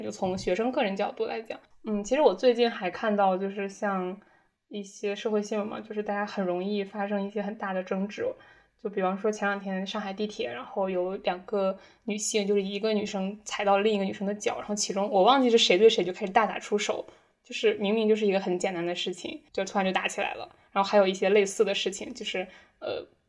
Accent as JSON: {"language": "Chinese", "region": "northern China", "country": "China", "tie": "born or raised there", "moved": "as an adult", "said": "当时我在自己家乡的一个新媒体公司实习。那其实我的家乡呢，已经是北方的一个比较大型的工业城市了"}